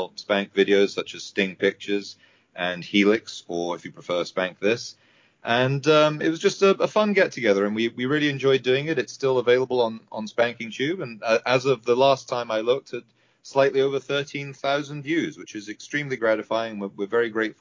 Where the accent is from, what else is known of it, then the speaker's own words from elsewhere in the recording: United Kingdom; I'm British